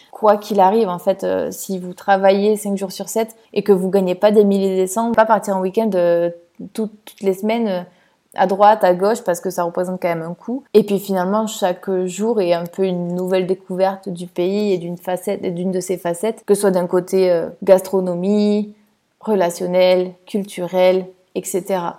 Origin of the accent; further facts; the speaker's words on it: France; now in Italy; pour pouvoir vivre une vie euh, normale et pas en tant que française en Italie, voilà, mais plutôt que en tant que … qui parle italien